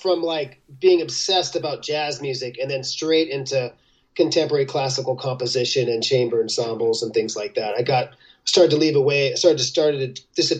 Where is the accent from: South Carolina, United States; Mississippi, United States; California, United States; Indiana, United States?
California, United States; Los Angeles; born there; I forgot to tell you, I was born in Los Angeles.